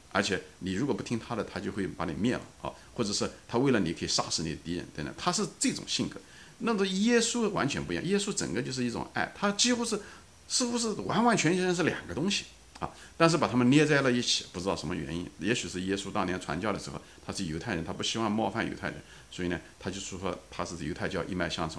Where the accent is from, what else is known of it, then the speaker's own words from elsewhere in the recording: China; 我本人就跟咱们大陆大多数人是一样的，我从小是在中国长大的